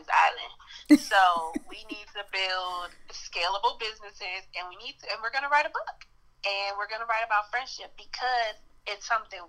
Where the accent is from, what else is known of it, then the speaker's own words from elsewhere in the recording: Detroit, Michigan, United States; now in Phoenix, United States; I'm originally from Detroit, Michigan. I'm living in Phoenix, Arizona now